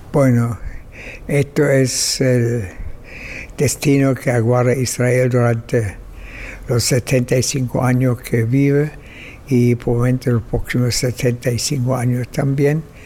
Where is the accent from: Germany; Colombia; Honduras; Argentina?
Germany; Berlin; now in Chile; nací en Alemania, en Berlín, en 1921 y eh, en 1948 emigré a Chile y ahí vivo desde entonces.